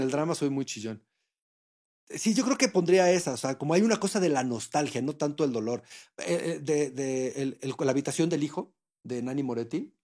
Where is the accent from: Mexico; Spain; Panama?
Mexico; lo que somos como mexicanos